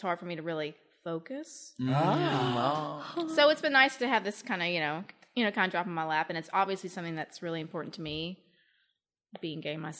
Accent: Shreveport, Louisiana, United States; moved away as an adult; also born or lived in New York / Nashville, Tennessee; now in Memphis, United States; I'm from Louisiana. I'm from Shreveport. But I came up to Memphis back in 2002 to go to Rhodes. But I moved away for a while to go to graduate school. I was in New York 5 or 6 years.

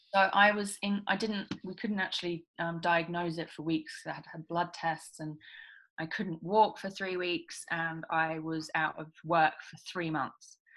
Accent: England, United Kingdom; moved away as an adult; now in Australia; I'm originally from England. Um, I left England when I was 19

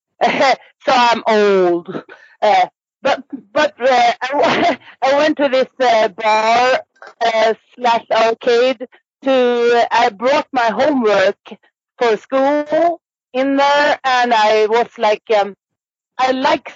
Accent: Gävle, Gävleborg County, Sweden; moved away as an adult; also born or lived in Uppsala, Sweden; now in Stockholm, Sweden; my hometown, Gävle, up in northern Sweden

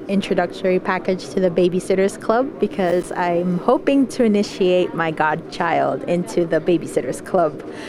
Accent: Dominican Republic; moved away; because I'm from Dominican Republic and I never grew up with him

